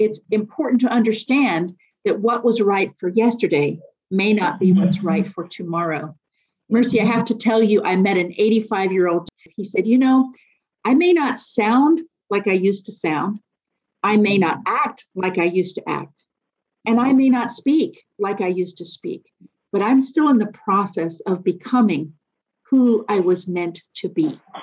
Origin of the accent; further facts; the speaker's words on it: Nairobi, Kenya; moved away; also born or lived in East African Community; I was born in Nairobi uh, and spent years living in the East African community.